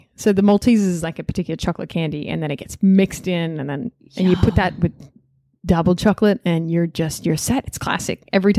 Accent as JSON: {"language": "English", "country": "Australia", "said": "as an Australian"}